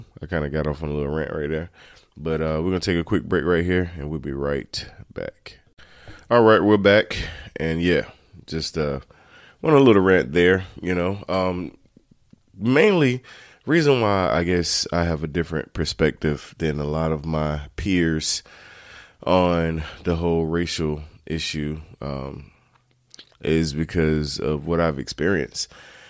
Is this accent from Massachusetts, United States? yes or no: no; Turkey, North Carolina, United States; I grew up in Turkey, North Carolina, those that don't know.